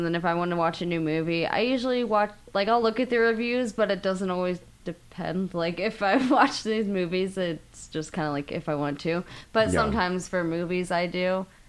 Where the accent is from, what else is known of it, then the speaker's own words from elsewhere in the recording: Tampa, Florida, United States; I'm from Tampa. I'm fucking freezing here.